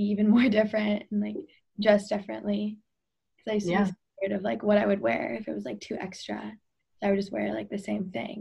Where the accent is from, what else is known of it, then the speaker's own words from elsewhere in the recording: Portland, Oregon, United States; growing up in Northwest Portland